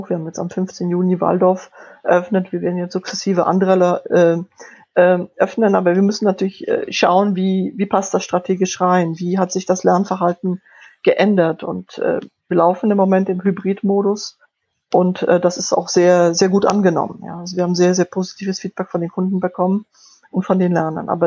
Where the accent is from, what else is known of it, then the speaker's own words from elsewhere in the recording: Poland; first language Polish; German is a second language; Ich bin in, in Polnisch aufgewachsen. Ich habe Deutsch recht spät gelernt.